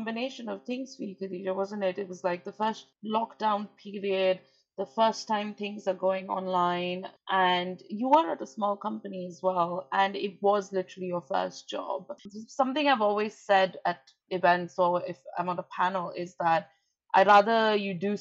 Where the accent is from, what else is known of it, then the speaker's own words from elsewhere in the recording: India; I'm Indian